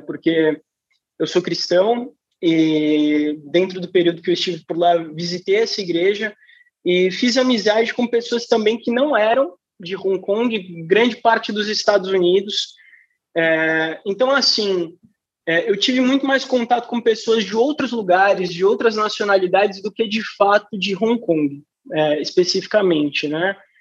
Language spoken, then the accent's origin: Portuguese; São Paulo, Brazil; eu sou de São Paulo